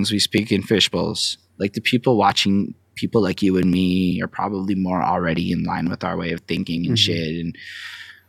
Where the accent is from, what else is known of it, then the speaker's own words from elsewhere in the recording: Montreal, Quebec, Canada; accent: Montreal accent; I'm from Montreal, Quebec. This is a Montreal accent, I suppose.